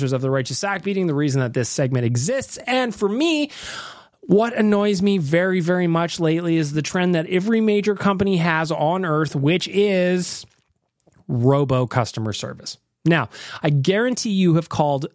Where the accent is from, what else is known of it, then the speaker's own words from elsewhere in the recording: Canada; also born or lived in Australia; I'm actually in Australia, but I'm from Canada